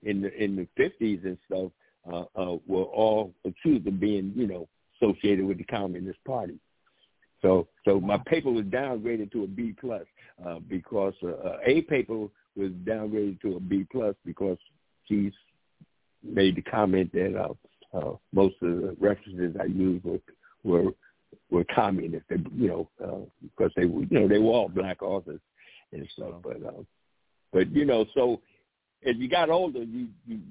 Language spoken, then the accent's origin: English; East Orange, New Jersey, United States; also born or lived in West Virginia; growing up in East Orange, I was sort of blind to things that was taking place